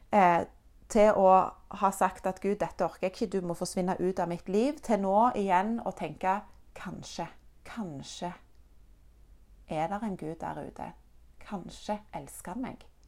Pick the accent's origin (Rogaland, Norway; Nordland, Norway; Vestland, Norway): Rogaland, Norway; Egersund; also born or lived in Denmark; Når jeg var ett og et halvt år gammel, så flytta mine foreldre og jeg fra Danmark til Norge, nærmere bestemt til Egersund